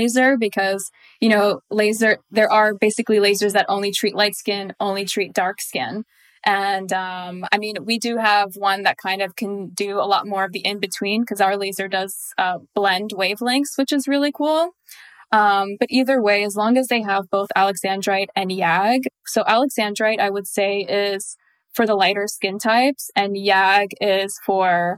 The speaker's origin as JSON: {"language": "English", "country": "Montenegro", "said": "I'm from Montenegro. So Eastern European"}